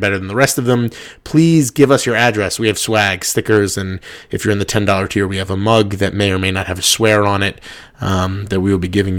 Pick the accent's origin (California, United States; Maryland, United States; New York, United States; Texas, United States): New York, United States; Trust me, I am from New York. I grew up thinking New York was the greatest pizza in the world.